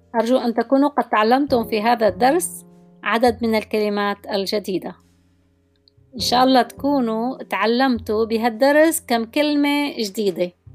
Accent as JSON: {"language": "Arabic", "country": "Syria"}